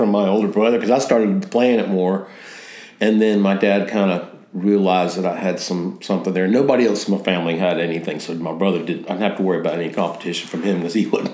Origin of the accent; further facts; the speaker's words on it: the South, Mississippi, United States; moved away; also born or lived in Connecticut; I grew up in the South, born in Mississippi